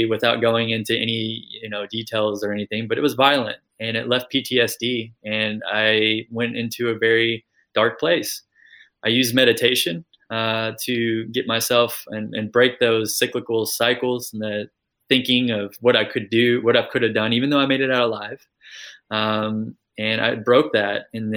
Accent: Kentucky, United States; also born or lived in California; I grew up in the United States, if you can't tell from the accent. So I grew up in Kentucky and also California.

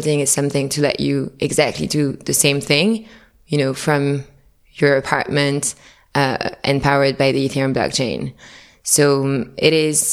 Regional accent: Paris, Île-de-France, France; moved away; also born or lived in New York; I was living in New York, but I'm originally from Paris.

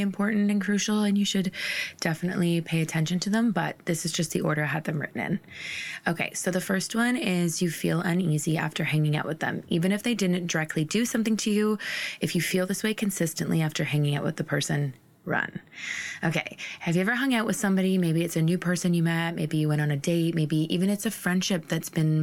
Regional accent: Ontario, Canada; moved away as an adult; also born or lived in Maritimes, Canada; I'm originally from Ontario and then I moved to the Maritimes when I was 22.

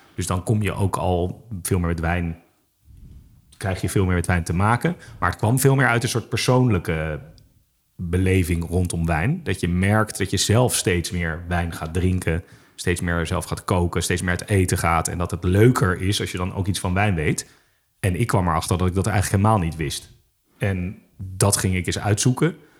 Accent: Amsterdam, North Holland, Netherlands; also born or lived in Utrecht; ik ben eh, in Amsterdam opgegroeid, geboren, opgegroeid, in Utrecht gestudeerd

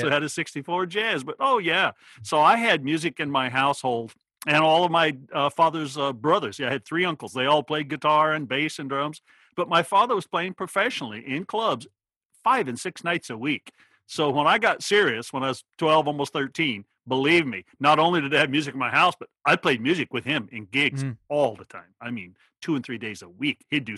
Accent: Oregon, United States; moved away; But the little town was 10 miles away and still a very, very small town. But yeah, that's where I grew up in Oregon.

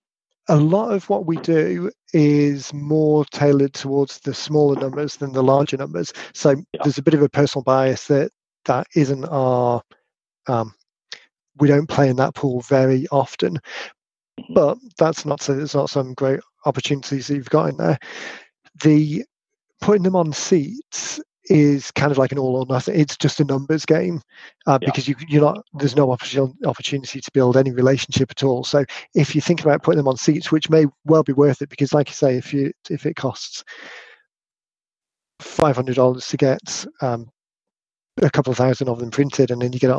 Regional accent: United Kingdom; accent: British

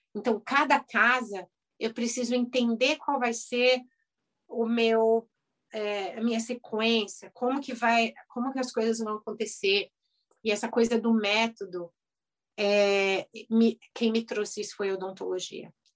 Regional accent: Brazil; moved away as an adult; now in United States; eu sou brasileira e lá no Brasil eu era cirurgião de, cirurgia dentista

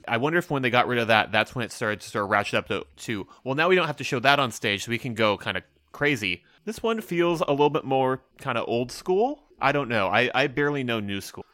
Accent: United States; I'm an American

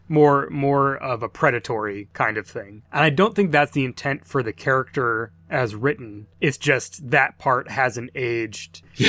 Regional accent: New Mexico, United States; I grew up in New Mexico

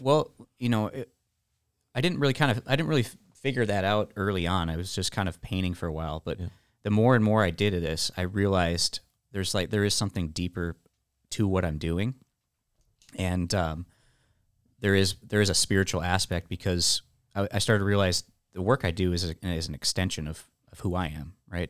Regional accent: Illinois, United States; moved away as an adult; also born or lived in Nashville, Tennessee / Canada; now in Texas, United States; I moved back home from Nashville, moved back to Illinois in 2010

